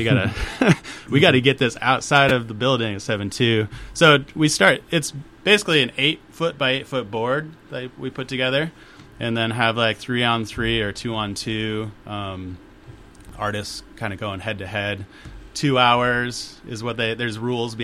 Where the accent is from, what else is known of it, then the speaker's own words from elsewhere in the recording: Spokane, Washington, United States; born and raised in Spokane